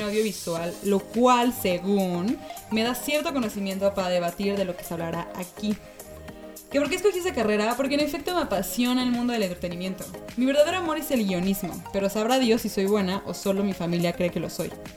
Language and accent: Spanish; Mexico City, Mexico; soy de la Ciudad de México